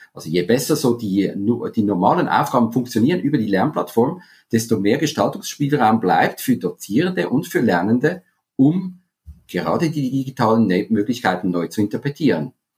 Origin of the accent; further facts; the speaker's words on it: Zurich, Switzerland; moved away as an adult; also born or lived in Spain; Ich habe viele Jahre im Ausland gelebt, ich komme aus Zürich, bin jetzt seit mittlerweile zehn Jahren auch zurück